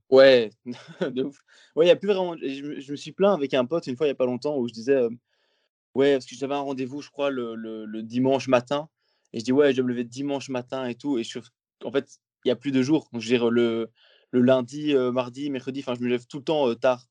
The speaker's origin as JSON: {"language": "French", "country": "Belgium", "said": "je suis belge"}